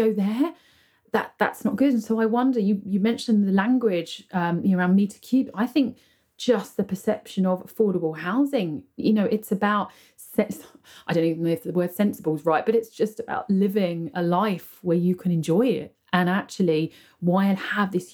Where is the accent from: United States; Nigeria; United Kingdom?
United Kingdom; I live here, I'm British.